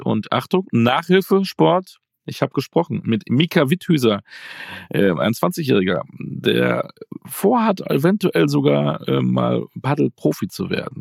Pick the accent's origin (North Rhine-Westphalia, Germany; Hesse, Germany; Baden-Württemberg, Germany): North Rhine-Westphalia, Germany; Münster; Ich bin ja Münsteraner